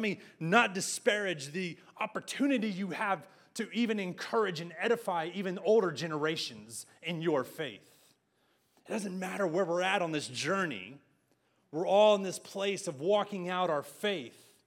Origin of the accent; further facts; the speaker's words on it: San Angelo, Texas, United States; moved away as an adult; now in Arlington, United States; … speaking Spanish in my hometown at my restaurant